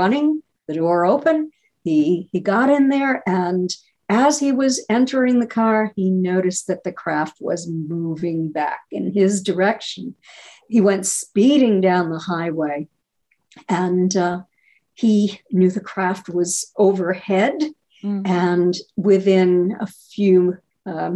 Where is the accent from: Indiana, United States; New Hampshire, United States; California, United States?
New Hampshire, United States; moved away; I grew up in New Hampshire and lived there for years.